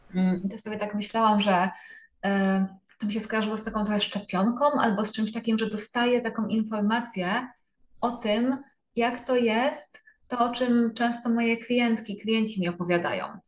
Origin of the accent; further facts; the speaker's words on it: Częstochowa, Silesian Voivodeship, Poland; jestem z Częstochowy